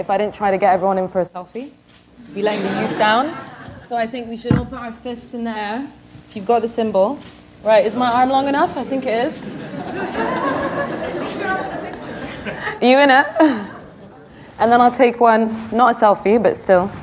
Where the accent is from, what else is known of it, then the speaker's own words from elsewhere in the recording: Sudan; my home country in Sudan